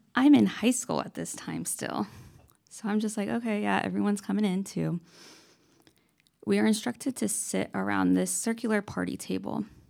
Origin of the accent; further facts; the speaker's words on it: Lakewood, California, United States; I'm originally from Lakewood, California